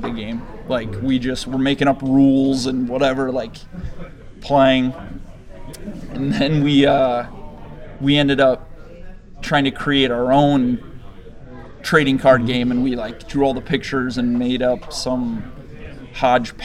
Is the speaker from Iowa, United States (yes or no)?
yes; Spencer, Iowa, United States; also born or lived in Minneapolis; we're actually all from Spencer